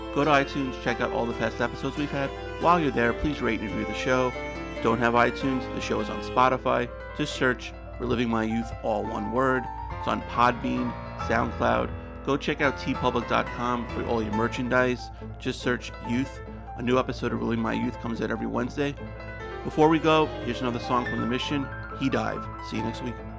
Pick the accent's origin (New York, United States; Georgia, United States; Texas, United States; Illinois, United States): New York, United States; now in Connecticut, United States; I live in Connecticut now. I'm originally from New York